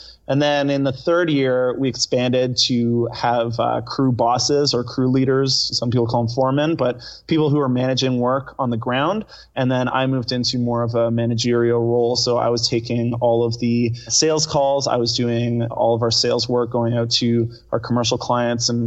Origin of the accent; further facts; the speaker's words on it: Victoria, British Columbia, Canada; I was originally born in British Columbia, so I'm from Vancouver Island, a town of Victoria.